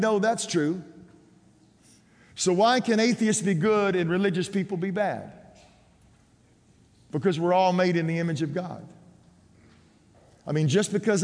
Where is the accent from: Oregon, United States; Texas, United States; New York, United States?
Texas, United States; growing up in Texas